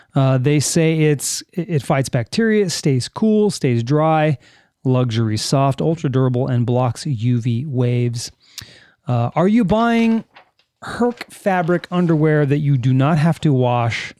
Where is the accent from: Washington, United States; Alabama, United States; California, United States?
California, United States; me as a Californian